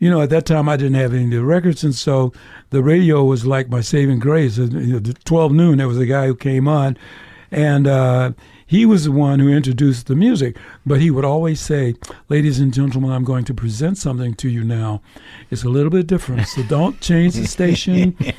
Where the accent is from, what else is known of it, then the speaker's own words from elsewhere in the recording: Detroit, Michigan, United States; I'm from Detroit, so I got to grow up listening to gospel music, blues, of course, the beginning of Motown